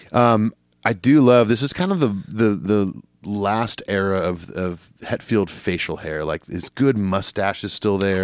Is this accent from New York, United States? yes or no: no; Southern California, United States; growing up in Southern California, like, you know, half of my junior high was Hispanic.